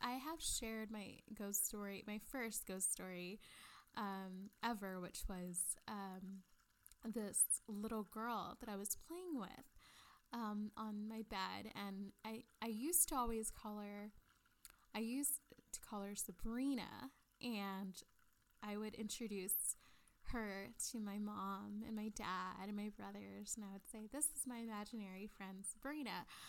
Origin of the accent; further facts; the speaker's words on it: Maine, United States; I grew up in Maine on Cemetery Road.